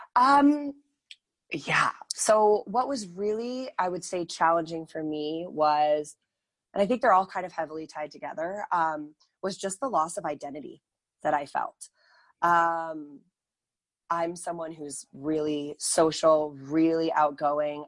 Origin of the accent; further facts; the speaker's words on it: United States; moved away as an adult; also born or lived in Northern California; now in Calgary, Canada; I am actually American. I moved to the beautiful city of Calgary in the beautiful country of Canada in 2009.